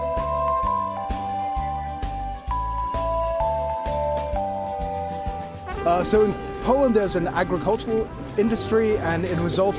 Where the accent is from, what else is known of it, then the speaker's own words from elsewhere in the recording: Johannesburg, Gauteng, South Africa; also born or lived in Cape Town; I'm from Johannesburg